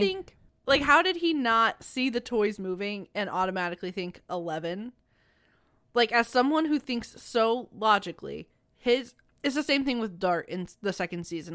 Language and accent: English; Missouri, United States; We are from Missouri